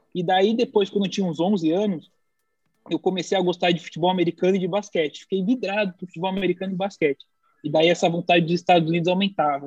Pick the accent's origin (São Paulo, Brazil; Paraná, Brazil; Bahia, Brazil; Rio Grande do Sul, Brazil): São Paulo, Brazil; now in United States; vim de São Paulo pro Rio de Janeiro